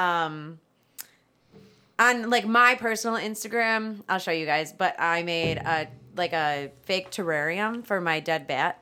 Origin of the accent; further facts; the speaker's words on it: Strongsville, Ohio, United States; I grew up in Strongsville